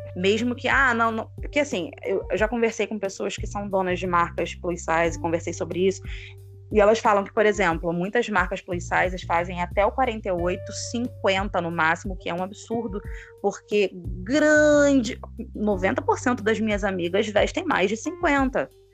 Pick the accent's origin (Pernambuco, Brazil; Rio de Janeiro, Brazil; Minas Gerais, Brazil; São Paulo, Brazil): Rio de Janeiro, Brazil; Sou aqui do Rio de Janeiro, professora